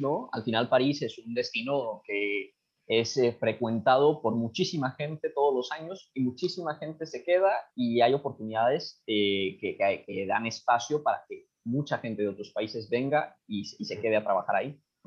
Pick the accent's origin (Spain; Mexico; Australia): Mexico; nosotros que somos de México